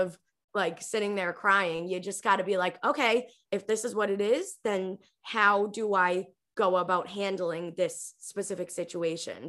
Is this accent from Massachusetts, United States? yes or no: yes; Revere, Massachusetts, United States; moved away as an adult; also born or lived in California; I grew up in Revere, Massachusetts. It's like a city five to ten minutes outside of Boston.